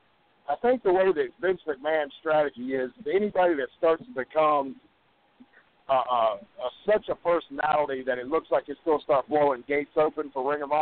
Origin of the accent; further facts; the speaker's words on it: Virginia, United States; all my life growing up in Virginia